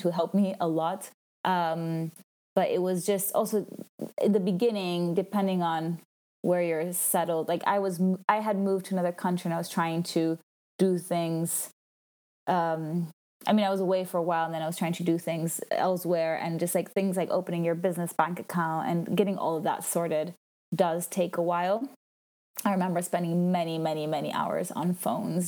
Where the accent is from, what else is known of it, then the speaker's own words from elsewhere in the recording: Italian-speaking Switzerland, Switzerland; moved away; I'm from Switzerland, but I'm from the Italian speaking part, and I speak French